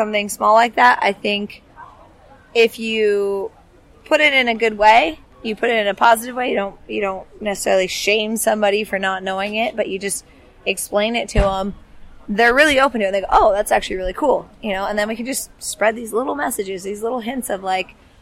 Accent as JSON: {"language": "English", "area": "the Northwest", "region": "Pacific Northwest", "country": "United States", "tie": "born or raised there", "said": "Growing up in the Northwest as a kid, I play outside every day"}